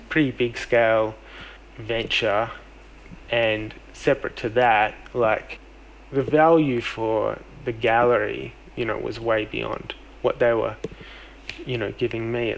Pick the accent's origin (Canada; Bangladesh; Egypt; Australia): Australia; Melbourne, Victoria; my hometown of Melbourne